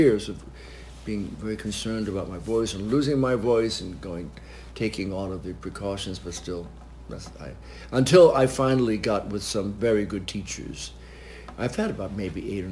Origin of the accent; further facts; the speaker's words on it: Westchester County, New York, United States; also born or lived in Washington, D.C.; now in New York, United States; I was born in Westchester County, so I would go in and I knew New York.